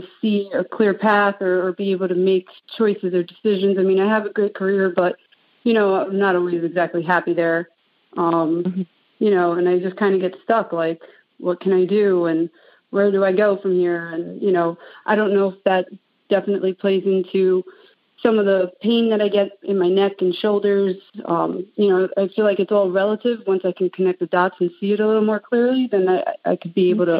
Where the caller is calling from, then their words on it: Levittown, New York, United States; I'm calling from Levittown, Long Island.